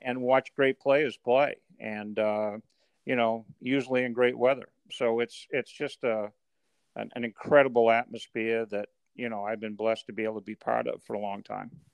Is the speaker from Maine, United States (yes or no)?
yes; Maine, United States; I grew up in Maine